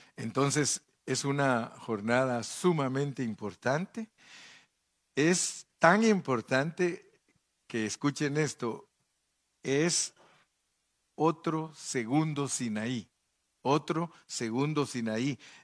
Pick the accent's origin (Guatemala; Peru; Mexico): Guatemala; De Guatemala